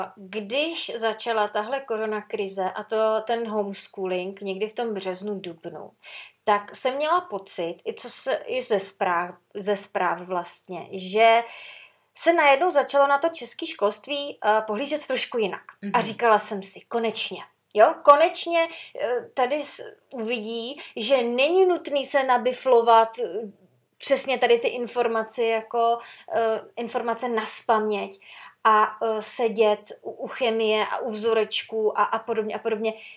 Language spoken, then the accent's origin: Czech; Sokolov, Karlovy Vary Region, Czechia; u nás v Sokolově